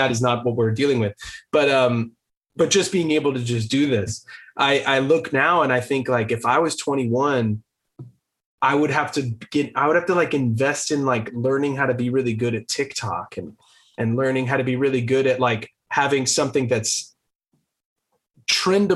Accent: Los Angeles, California, United States; we grew up going to our dad's like local LA shows

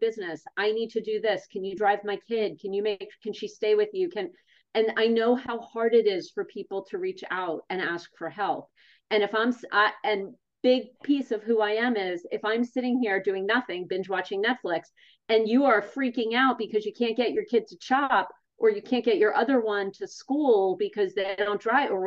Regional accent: East Brunswick, New Jersey, United States; I grew up in East Brunswick, New Jersey with New Yorker parents who raised me.

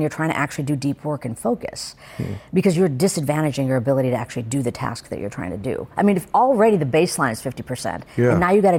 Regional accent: India; I mean, you could see me, I'm an Indian woman.

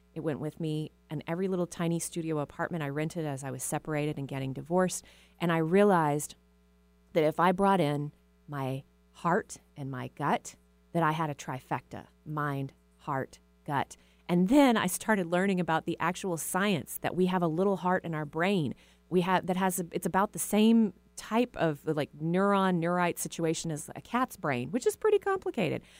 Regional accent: Texas, United States; now in Seattle, United States; I was raised in a small town in Texas

